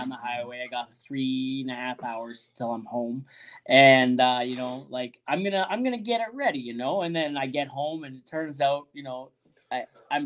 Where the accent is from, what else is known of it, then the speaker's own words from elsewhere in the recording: Ontario, Canada; I'm from Ontario originally